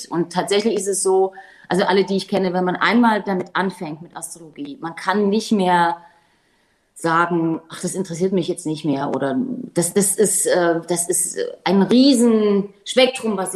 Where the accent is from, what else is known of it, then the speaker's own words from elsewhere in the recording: Germany; ich komme hier aus der DDR